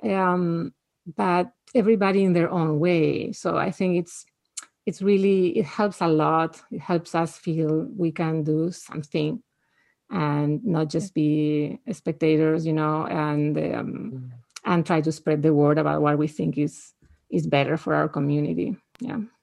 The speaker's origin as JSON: {"language": "English", "country": "Spain", "tie": "born or raised there", "moved": "yes", "lives_now": "United States", "said": "I grew up in Spain where people just don't have guns."}